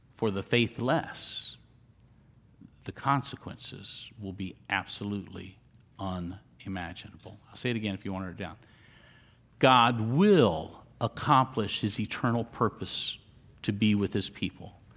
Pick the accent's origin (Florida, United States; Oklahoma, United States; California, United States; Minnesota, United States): Florida, United States; Central; also born or lived in Miami; I was born in Central Florida, uh, spent a lot of time growing up there.